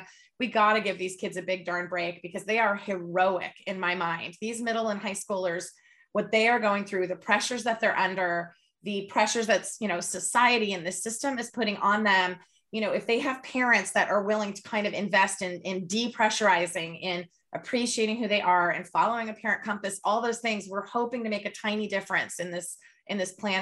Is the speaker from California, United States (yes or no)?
yes; California, United States; we're both from California